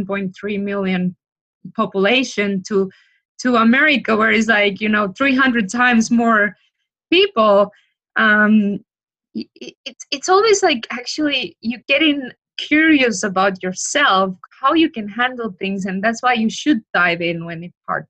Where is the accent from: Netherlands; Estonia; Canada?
Estonia; now in Florida, United States; I'm from Estonia.